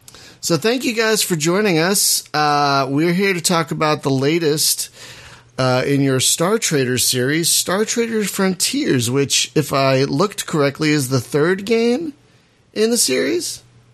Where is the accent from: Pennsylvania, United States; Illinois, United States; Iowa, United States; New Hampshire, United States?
Pennsylvania, United States; Philadelphia; moved away; my hometown of Philadelphia, Pennsylvania